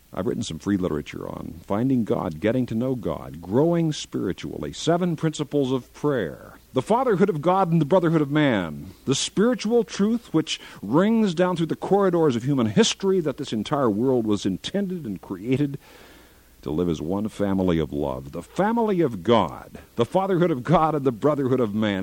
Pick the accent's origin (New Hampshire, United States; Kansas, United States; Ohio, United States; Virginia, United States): Kansas, United States; my home state of Kansas